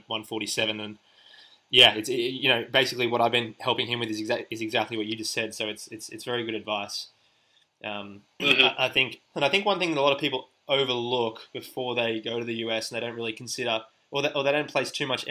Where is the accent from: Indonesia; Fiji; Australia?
Australia; also born or lived in Finland; myself being based and growing up in Australia